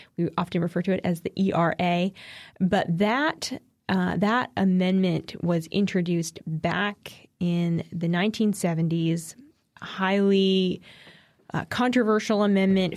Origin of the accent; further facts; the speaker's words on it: East Coast, United States; I'm biased as an East Coaster